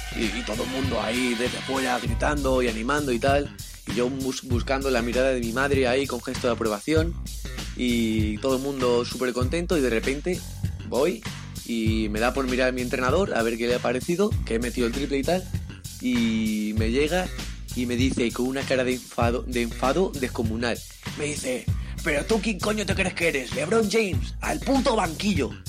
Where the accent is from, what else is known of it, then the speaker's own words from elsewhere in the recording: Madrid, Community of Madrid, Spain; soy de aquí de Madrid, del distrito de Ciudad Lineal.